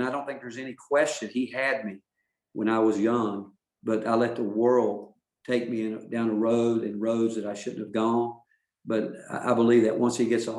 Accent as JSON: {"language": "English", "region": "North Carolina", "country": "United States", "tie": "born or raised there", "said": "growing up in North Carolina"}